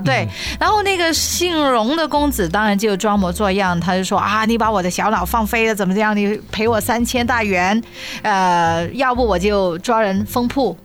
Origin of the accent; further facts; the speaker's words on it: Guangdong, China; 我们广东人